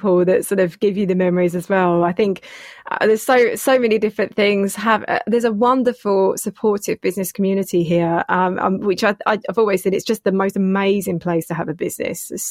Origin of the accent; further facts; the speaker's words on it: Enfield, London, United Kingdom; moved away as an adult; now in St Albans, United Kingdom; I'm from Enfield originally